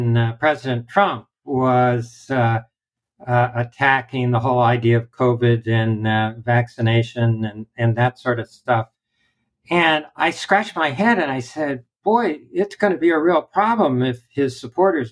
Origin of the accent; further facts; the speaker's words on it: Southern California, United States; I grew up in Southern California, spent my summers as a beach bum on the beach